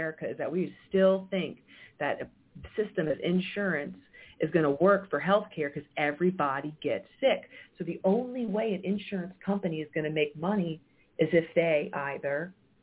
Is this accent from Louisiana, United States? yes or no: yes; Cancer Alley, Louisiana, United States; I grew up in Cancer Alley